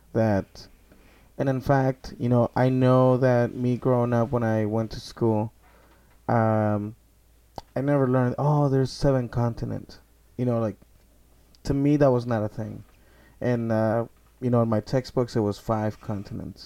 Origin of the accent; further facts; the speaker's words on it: Sonora, Mexico; moved away; also born or lived in Saltillo / Monterrey; I was born in Sonora